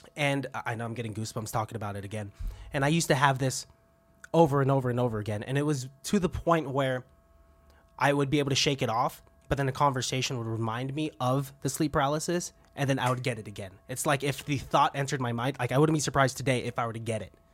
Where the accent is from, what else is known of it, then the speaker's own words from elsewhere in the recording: Benicia, California, United States; I grew up around Venetia